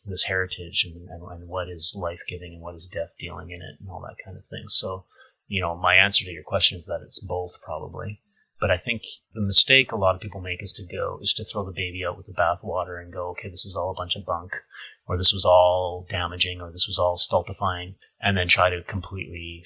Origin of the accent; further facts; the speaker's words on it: Edmonton, Alberta, Canada; also born or lived in Toronto; growing up in the Christian Reformed community in Edmonton